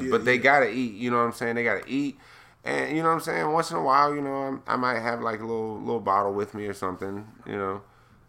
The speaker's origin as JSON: {"language": "English", "town": "San Diego", "region": "California", "country": "United States", "tie": "born or raised there", "also_born_or_lived": "Florida", "moved": "yes", "said": "I grew up in San Diego, man. We were right next to the Mexican border"}